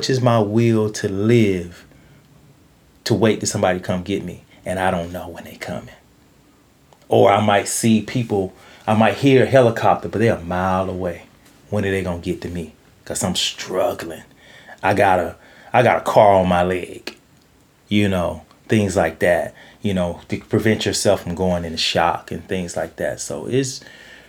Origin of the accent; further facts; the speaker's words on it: Georgia, United States; now in Los Angeles, United States; I'm from Georgia